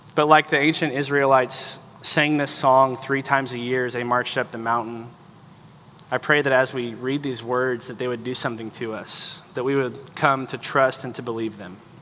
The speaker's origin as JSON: {"language": "English", "region": "the South", "country": "United States", "tie": "born or raised there", "said": "growing up in the South"}